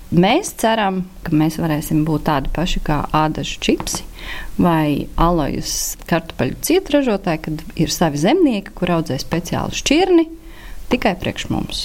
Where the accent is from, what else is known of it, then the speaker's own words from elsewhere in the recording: Kuldīga, Kurzeme, Latvia; moved away; Es esmu uzaugusi pie Kuldīgas, esmu lauku meitene, ir tāds ciemats Timale.